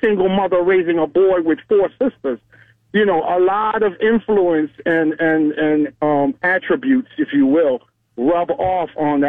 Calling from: Pensacola, Florida, United States; I'm calling you from Pensacola, Florida.

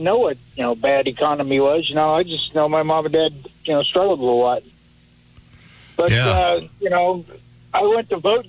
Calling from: Phillipsburg, Missouri, United States; Phillipsburg, Missouri.

